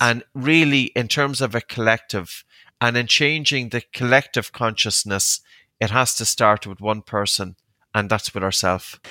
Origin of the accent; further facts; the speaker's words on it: Ireland; also born or lived in Uppsala, Sweden; as an Irish man